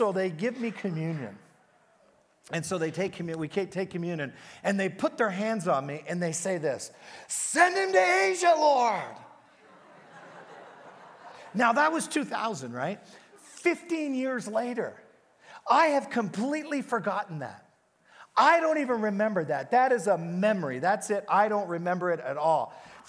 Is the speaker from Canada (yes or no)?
yes; Canada; He goes, who are you? And I go, I'm a pastor from Canada.